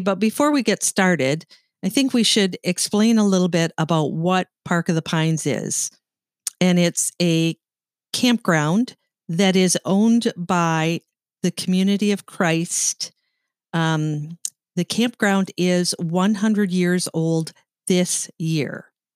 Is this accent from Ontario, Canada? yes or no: yes; Sault Ste. Marie, Ontario, Canada; I grew up in Sault Ste. Marie, Ontario, Canada